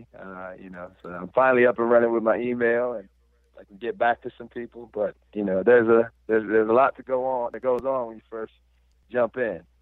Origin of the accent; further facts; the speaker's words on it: Albion, Michigan, United States; now in Indianapolis, United States; I'm from Michigan, a small town called Albion, Michigan